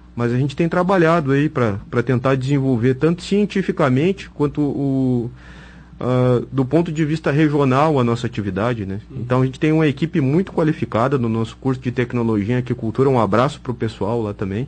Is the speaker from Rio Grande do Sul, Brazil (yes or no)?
yes; Cachoeira do Sul, Rio Grande do Sul, Brazil; Eu sou de Cachoeira do Sul